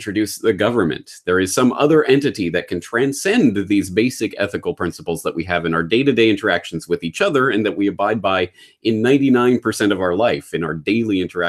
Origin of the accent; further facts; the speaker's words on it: Canada; as a Canadian